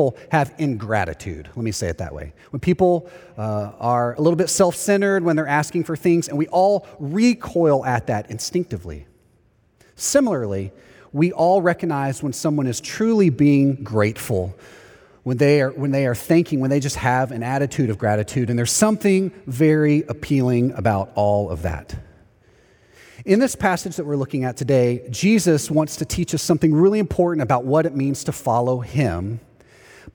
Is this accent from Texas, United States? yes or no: yes; East Texas, United States; also born or lived in Houston, Texas; now in Orlando, United States; When I was younger, we moved from Houston, Texas to a small town in East Texas